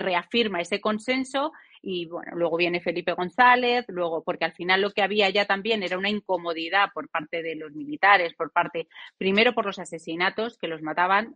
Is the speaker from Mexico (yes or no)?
no; Spain